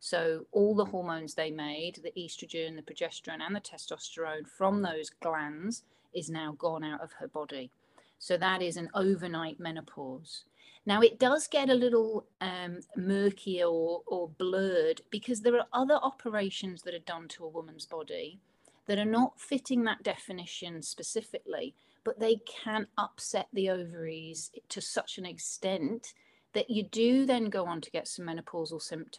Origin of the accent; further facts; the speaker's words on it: Liverpool, North West England, United Kingdom; accent: Scouse; And yes, I'm from Liverpool, which is what a Scouser is. Although I don't sound as Liverpudlian as I used to, unless I get drunk, and then I do.